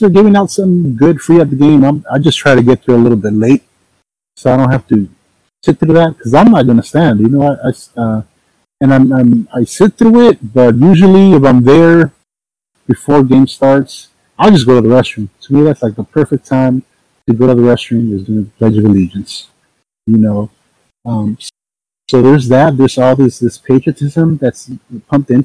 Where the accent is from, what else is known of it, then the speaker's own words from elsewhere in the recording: Los Angeles, California, United States; I'm from South Central, but I went to East LA College